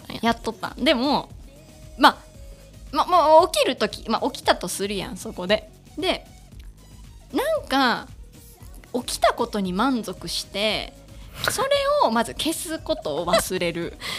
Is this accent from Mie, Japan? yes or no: yes; Kansai, Mie, Japan; accent: Kansai dialect (Mie dialect); 家族とかと喋る時は、こう、関西弁になって